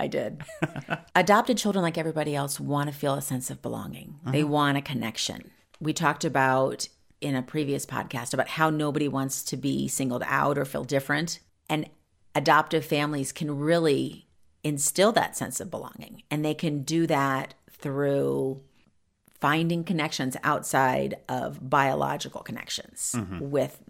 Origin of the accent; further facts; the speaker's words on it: Columbus, Ohio, United States; born there; she went back to West Virginia because I was born in Columbus, Ohio.